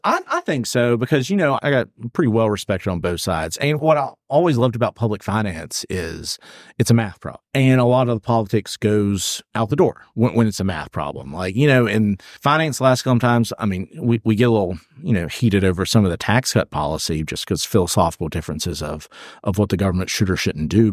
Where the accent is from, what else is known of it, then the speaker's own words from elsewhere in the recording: Alexander County, North Carolina, United States; also born or lived in Charlotte, North Carolina; I grew up in Alexander and Ironhill County